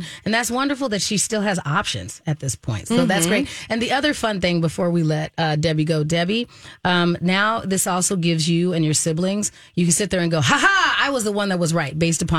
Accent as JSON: {"language": "English", "region": "Arizona", "country": "United States", "moved": "yes", "said": "I'm from Arizona."}